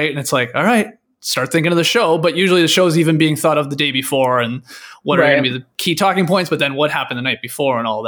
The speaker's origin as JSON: {"language": "English", "town": "Stratford", "region": "Ontario", "country": "Canada", "tie": "born or raised there", "moved": "yes", "said": "I grew up in Canada"}